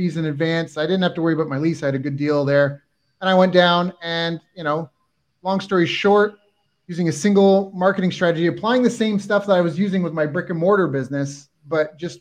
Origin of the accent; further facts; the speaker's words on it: Canada; moved away as an adult; also born or lived in San Diego / Japan / Kingston, Ontario / Philippines; I'm Canadian, and I'd spent some time in San Diego